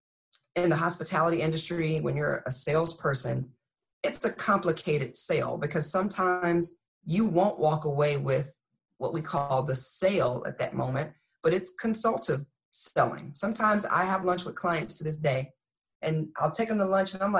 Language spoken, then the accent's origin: English; Texas, United States; moved away as an adult; now in Fort Lee, United States; I'm from Texas. My accent comes out every now and again.